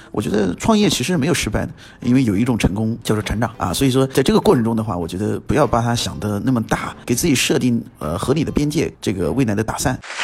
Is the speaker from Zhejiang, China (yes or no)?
no; Guangshui, Hubei, China; 我自己就是男子湖北广水，呃，占一个小城市，呃，我很知道当地的一些情况